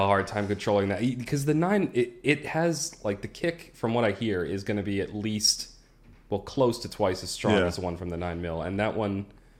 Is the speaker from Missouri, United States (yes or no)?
no; Massachusetts, United States; It's because of the way the laws are set up in my home state of Massachusetts.